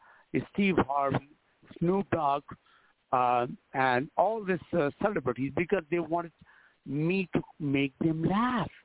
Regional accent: India; moved away as an adult; also born or lived in Los Angeles, United States; now in United States; I was born in India

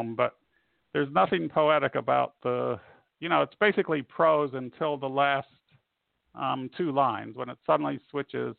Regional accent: Indiana, United States; moved away; I hail from Indiana, which is not one of the more, well, okay, it's my home state.

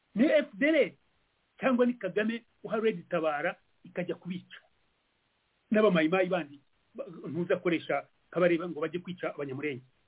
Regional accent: Rwanda

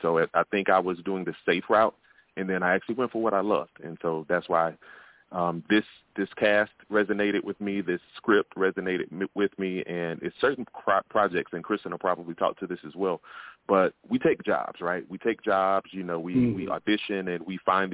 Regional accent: Augusta, Georgia, United States; I'm from the Deep South. I'm from Augusta, Georgia

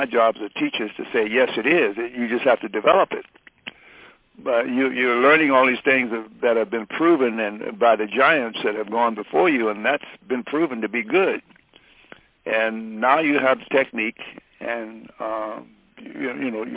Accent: Detroit, Michigan, United States; moved away; Detroit, growing up in Detroit, was like going to a jazz university

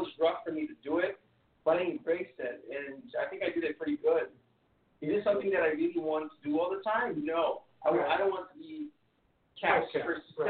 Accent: Brazil; moved away; I'm from Brazil, which is the third largest capital in Brazil.

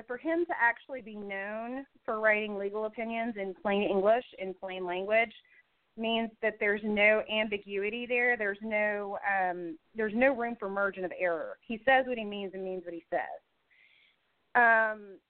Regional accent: Indiana, United States; my home state

